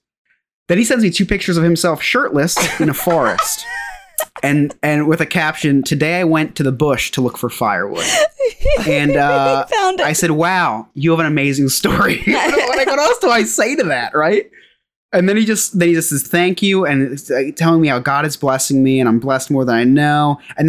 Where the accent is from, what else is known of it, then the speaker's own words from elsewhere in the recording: New Jersey, United States; I'm from a state called New Jersey in America.